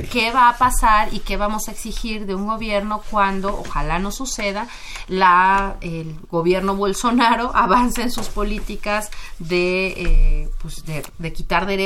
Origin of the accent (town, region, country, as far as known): Mexico